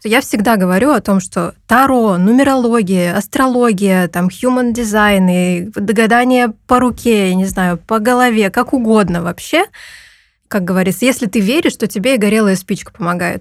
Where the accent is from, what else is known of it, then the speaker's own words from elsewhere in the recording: Perm, Perm Krai, Russia; moved away as an adult; now in Tbilisi, Georgia; Я родилась в Перми